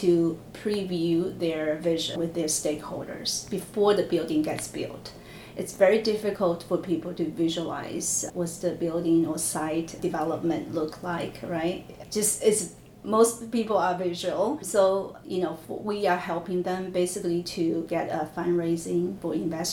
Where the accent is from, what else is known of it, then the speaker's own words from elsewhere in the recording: China; moved away as an adult; I grew up in China in this big architecture engineer company